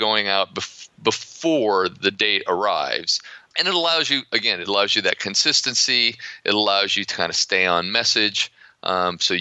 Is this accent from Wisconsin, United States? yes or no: no; Ohio, United States; accent: American; also born or lived in Florida; now in Poland; I grew up in Ohio, but I've spent most of my life living in the Sun Belt, principally Florida